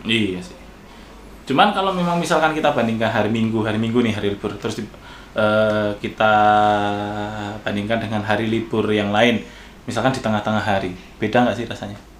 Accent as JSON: {"language": "Indonesian", "country": "Indonesia", "accent": "medok (Javanese-tinged)", "moved": "yes", "lives_now": "Jakarta, Indonesia", "said": "saya kan dari daerah gitu yeah. Iya. uh, terlebih lagi logat saya medok"}